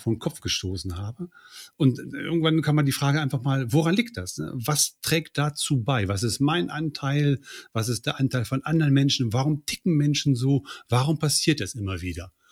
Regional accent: near Göttingen, Lower Saxony, Germany; Aufgewachsen bin ich in der Nähe von Göttingen

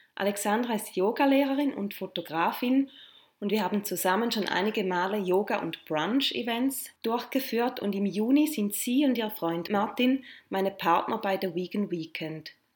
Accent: St. Gallen, Switzerland; moved away; St. Gallen auch meine alte Heimatstadt ist

